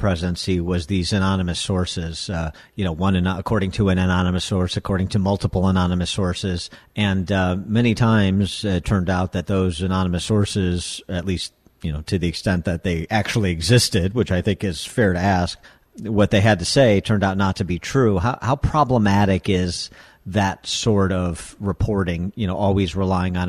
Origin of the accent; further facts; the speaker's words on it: Chicago, Illinois, United States; my hometown paper, the Tribune